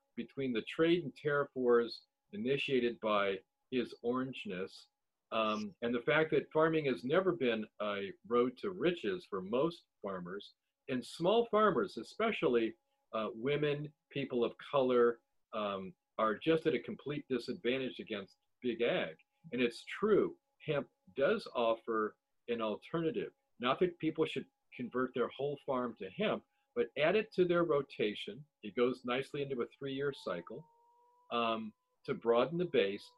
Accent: Ohio, United States; I'm from Ohio

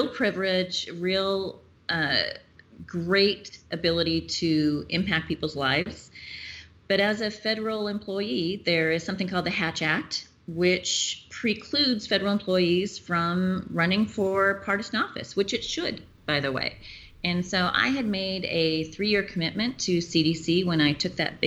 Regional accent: Auburn, Washington, United States; I am born and raised in the area, and I grew up in Auburn in my great-grandfather's old farm property and graduated from Auburn High School

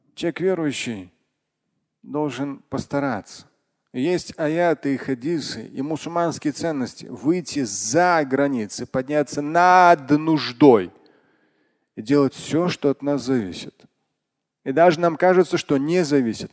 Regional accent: Russia; я как россиянин во всех поколениях

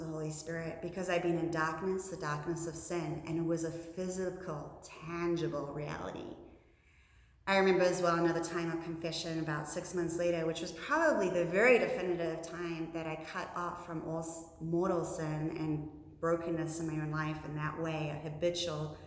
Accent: New Zealand; moved away as an adult; now in United States; in my home country of New Zealand

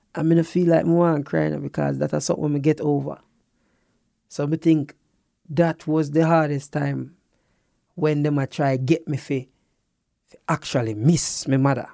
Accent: Jamaica; as a Jamaican

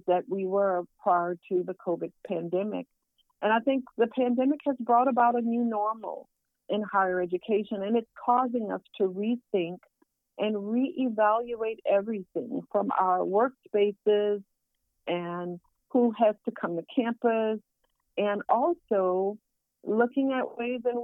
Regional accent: Southwest Louisiana, United States; I'm from Southwest Louisiana, where we have Zydeco music

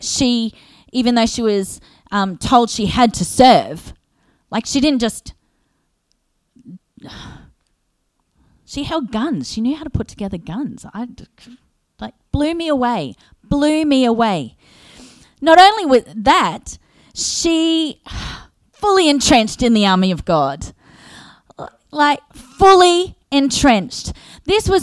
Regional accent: Australia; being an Aussie

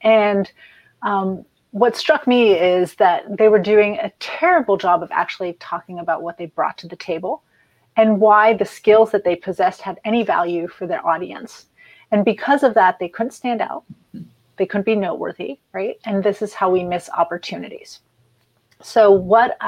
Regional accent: France; now in United States; I grew up in France

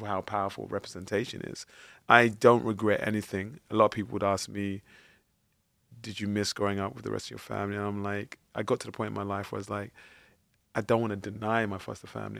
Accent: London, United Kingdom; growing up in East London, I, I was born and bred in Plasto

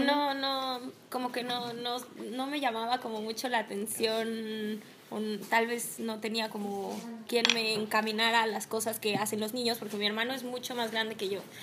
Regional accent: Mexico; En México tenemos eh, materias obligatorias y materias optativas, que nosotros los dos estudiamos en la UNAM

